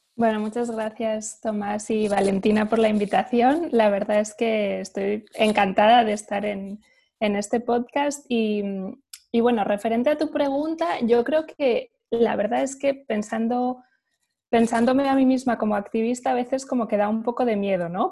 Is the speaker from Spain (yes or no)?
yes; Spain; Yo pues soy española, he crecido en un, un ambiente o digamos en un, contexto europeo